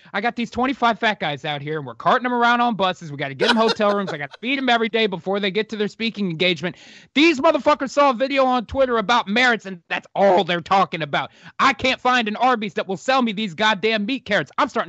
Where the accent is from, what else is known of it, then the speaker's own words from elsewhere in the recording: Texas, United States; it is not happening anywhere here in my home state of Texas.